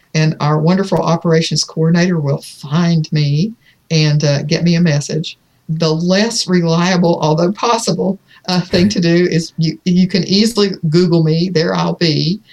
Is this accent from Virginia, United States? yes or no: yes; Virginia, United States; In Virginia, that's my home state